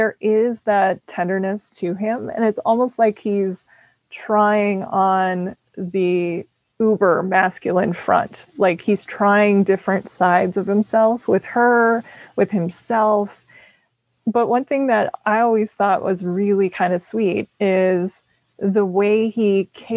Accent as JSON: {"language": "English", "region": "Minnesota", "country": "United States", "said": "I'm from Minnesota"}